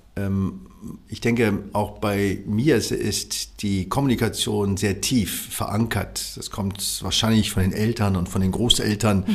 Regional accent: Berlin, Germany; Also ich bin ja im Wedding aufgewachsen

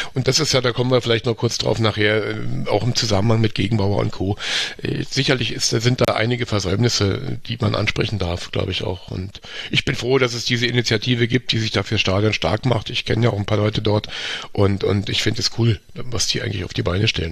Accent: Berlin, Germany; moved away as an adult; now in St. Gallen, Switzerland; Also ich, ich bin in Charlottenburg aufgewachsen, tatsächlich in der Sübelstraße, da am Kudamm.

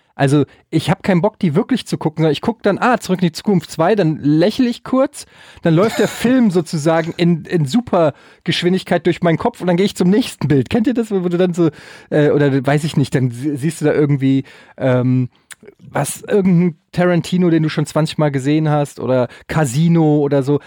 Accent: Germany; Wir als Deutsche

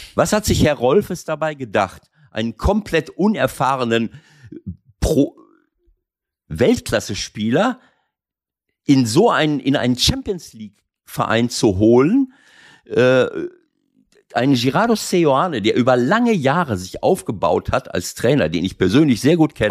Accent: Schloss Holte-Stukenbrock, North Rhine-Westphalia, Germany; moved away; in meinem Heimatort Schloss Holte

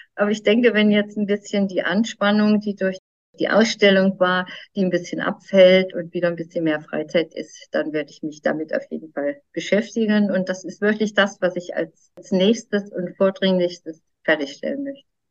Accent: Mecklenburg-Vorpommern, Germany; bei uns in Mecklenburg, im, im hohen Norden

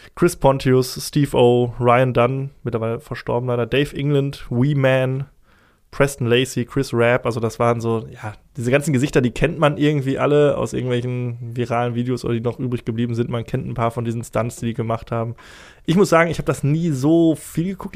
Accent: Essen, North Rhine-Westphalia, Germany; ich komme aus dem Essener Süden

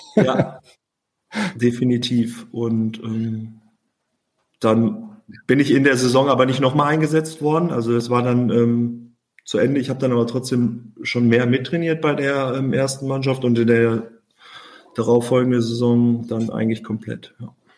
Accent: Oberhausen, North Rhine-Westphalia, Germany; in meiner Heimat oder Geburtsstadt Oberhausen

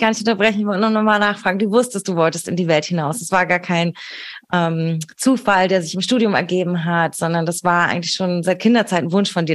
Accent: Berlin, Germany; born or raised there

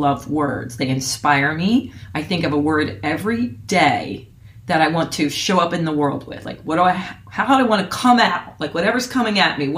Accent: Phillipsburg, New Jersey, United States; moved away; in Phillipsburg, New Jersey.

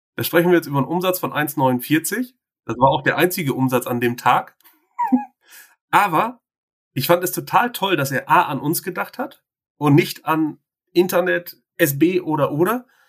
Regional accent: Bielefeld, North Rhine-Westphalia, Germany; In Schildische zur Welt gekommen, in Schildische getauft, konfirmiert, verheiratet. Alles an unserem Mikrostandort hier.

